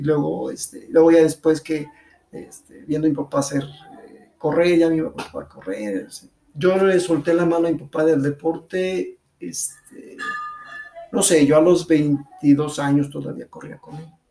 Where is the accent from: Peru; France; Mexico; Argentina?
Mexico; León, Guanajuato; soy originario de León